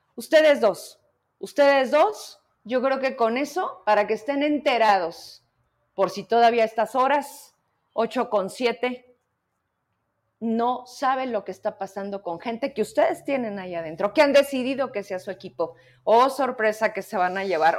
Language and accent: Spanish; Zacatecas, Mexico; somos esos zacatecanos